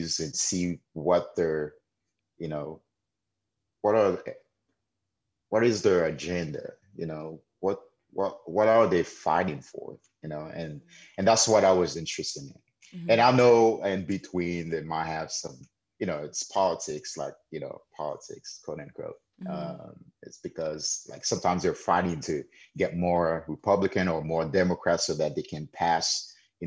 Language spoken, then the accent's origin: English; Haiti; born or raised there; now in United States